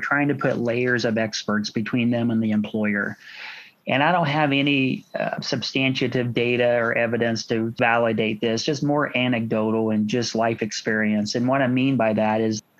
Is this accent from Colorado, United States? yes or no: no; Washington, Indiana, United States; Washington's is my hometown